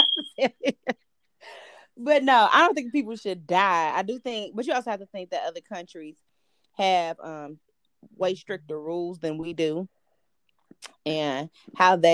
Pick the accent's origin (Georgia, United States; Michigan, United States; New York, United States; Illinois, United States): Illinois, United States; Chicago; I'm from Chicago.